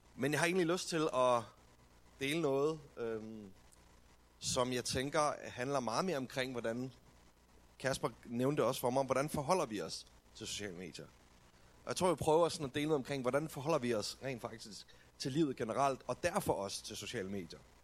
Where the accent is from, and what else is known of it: Denmark